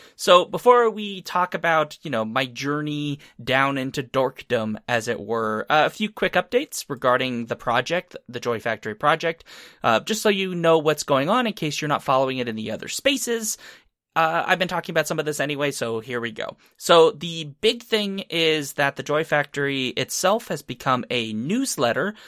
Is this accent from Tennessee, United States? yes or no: yes; Tennessee, United States; I was born in Tennessee, by the way, uh, but that's not really where it started 'cause I was just a little bit of a baby